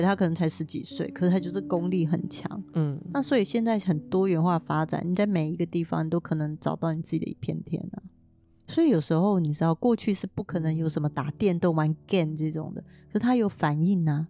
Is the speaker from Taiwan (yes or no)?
yes; Taiwan; 我生在台湾